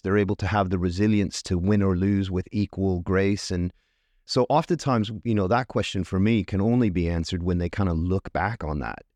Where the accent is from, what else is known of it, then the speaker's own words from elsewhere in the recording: Tucson, Arizona, United States; moved away as an adult; also born or lived in Northampton, United Kingdom; now in United Kingdom; I'm from Tucson, Arizona, in the U S. I've lived here twenty-three years